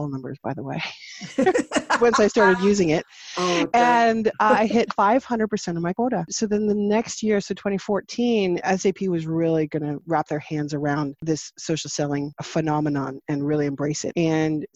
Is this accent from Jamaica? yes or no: no; Canada; also born or lived in St. Jacobs, Ontario; I am Canadian. I am outside of Toronto, about an hour and a half, 2 hours from downtown, near Waterloo. I live in a little tiny village called St. Jacobs.